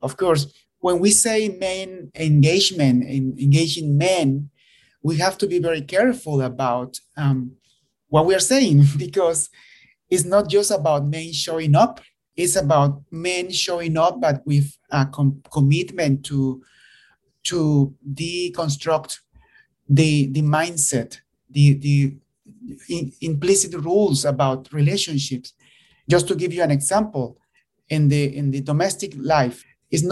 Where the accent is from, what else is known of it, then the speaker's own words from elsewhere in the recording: Nicaragua; moved away; I am originally from Nicaragua